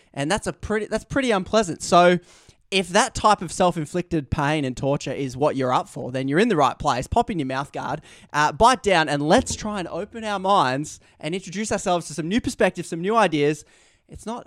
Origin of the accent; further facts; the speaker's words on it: Australia; my Australian incentives to shorten every word I possibly say